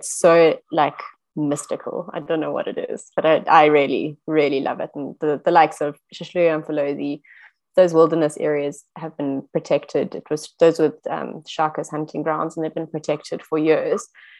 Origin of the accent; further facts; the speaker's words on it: Johannesburg, Gauteng, South Africa; now in KwaZulu-Natal, South Africa; as I grew up in Joburg